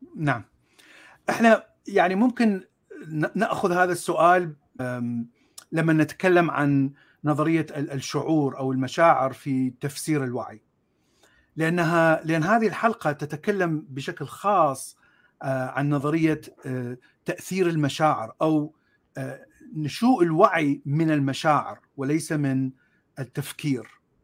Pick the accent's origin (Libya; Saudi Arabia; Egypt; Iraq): Iraq; Baghdad, Baghdad Governorate; moved away as an adult; also born or lived in Mosul / Jordan; now in United States; انا من مواليد آه، بغداد من عائله اصلها من الموصل